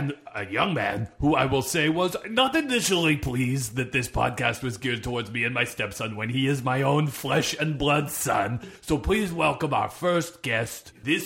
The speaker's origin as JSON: {"language": "English", "region": "the Maritimes", "country": "Canada", "accent": "maritime", "said": "Oh, it's my maritime accent. It's coming through."}